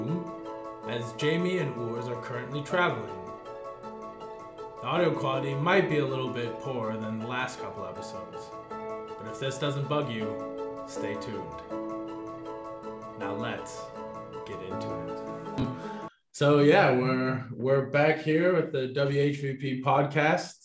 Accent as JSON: {"language": "English", "country": "United States", "moved": "yes", "lives_now": "Switzerland", "said": "as an American"}